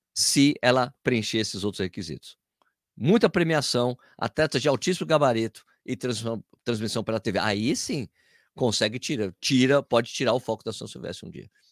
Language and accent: Portuguese; São Paulo, Brazil; Nasci em São Paulo